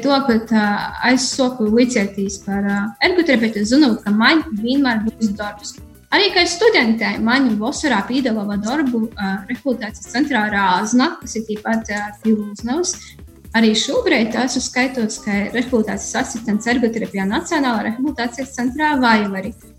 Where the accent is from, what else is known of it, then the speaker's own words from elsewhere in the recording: Rušenica, Riebiņi municipality, Latgale, Latvia; esmu no Rušelnas, Rībaņu novads